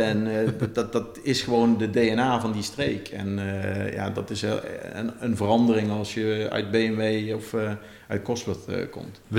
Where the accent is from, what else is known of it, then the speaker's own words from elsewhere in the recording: Netherlands; also born or lived in Maranello; wij zijn denk ik als Nederlanders vrij nuchter